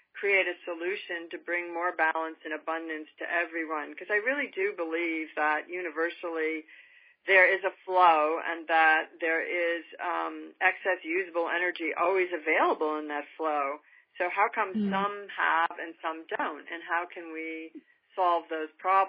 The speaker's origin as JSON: {"language": "English", "region": "New York", "country": "United States", "tie": "born or raised there", "moved": "as an adult", "lives_now": "California, United States", "said": "I grew up in a particularly affluent area of New York"}